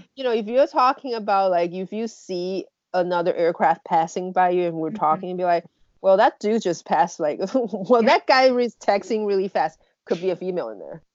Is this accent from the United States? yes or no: no; Taiwan; moved away; I'm from Taiwan